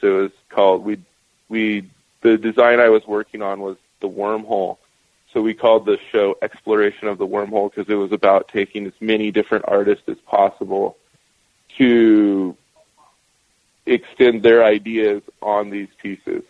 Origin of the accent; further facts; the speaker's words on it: Northern California, United States; also born or lived in Post Falls, Idaho / Spokane, Washington / Seattle, Washington; now in Oregon, United States; I grew up in Northern California